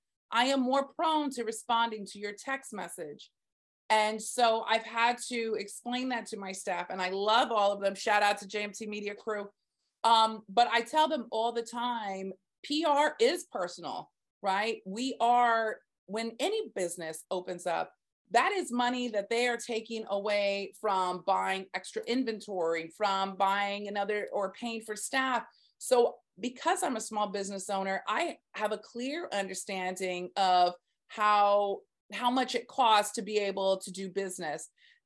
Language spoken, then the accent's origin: English; Southern United States, United States; Right now, I am digging the TikToks because I love music. I'm from the South.